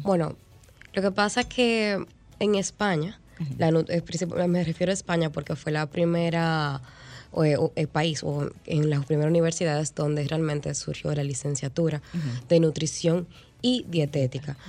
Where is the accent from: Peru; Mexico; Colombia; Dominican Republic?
Dominican Republic; nosotros como sociedad dominicana